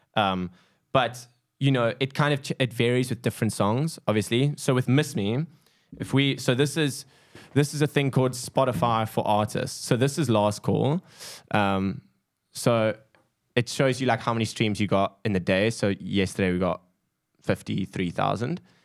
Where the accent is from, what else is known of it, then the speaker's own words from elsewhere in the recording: South Africa; a South African